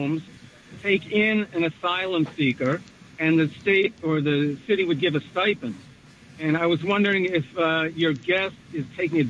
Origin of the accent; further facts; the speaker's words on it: New Milford, United States; Hey, it's … from New Milford